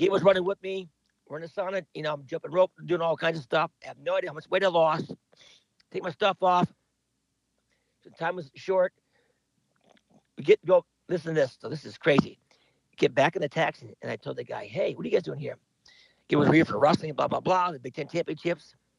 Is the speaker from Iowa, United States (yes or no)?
yes; Cedar Rapids, Iowa, United States; also born or lived in Bloomfield, Iowa; I grew up in Cedar Rapids